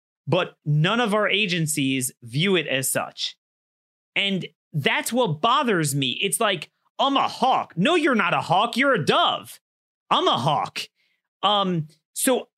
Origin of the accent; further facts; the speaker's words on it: Maryland, United States; my home state of Maryland